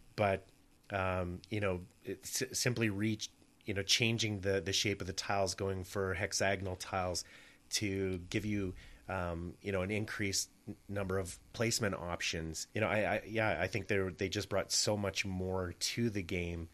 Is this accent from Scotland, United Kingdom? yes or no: yes; Scotland, United Kingdom; being Scottish